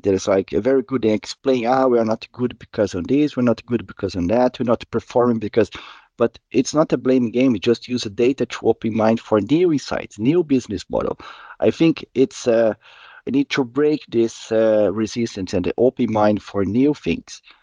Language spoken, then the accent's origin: English; Curitiba, Paraná, Brazil; moved away as an adult; now in Gothenburg, Sweden; I'm originally from Brazil, Curitiba, and I live in Gothenburg in Sweden for around six years